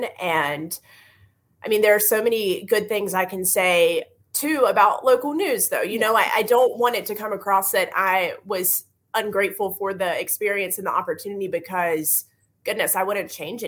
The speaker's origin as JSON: {"language": "English", "region": "North Carolina", "country": "United States", "tie": "born or raised there", "said": "growing up in North Carolina"}